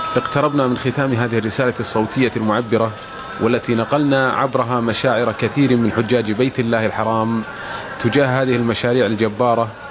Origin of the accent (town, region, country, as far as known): Indonesia; Arabic is a second language